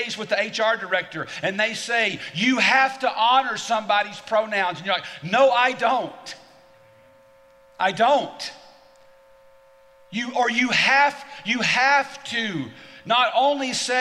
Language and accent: English; the South, United States; I'm not just an American. I'm a Southerner